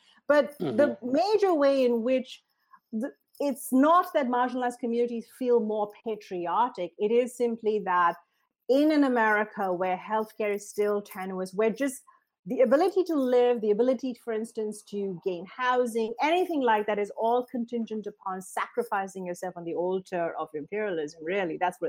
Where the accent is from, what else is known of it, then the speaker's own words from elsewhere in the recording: India; I come from the third world. I come from India, a country where people, you know, die on the street.